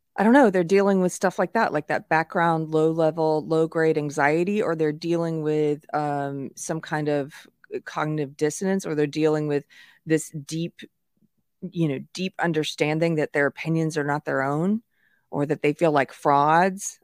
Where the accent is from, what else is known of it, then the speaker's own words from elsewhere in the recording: South Carolina, United States; moved away; I'm from South Carolina originally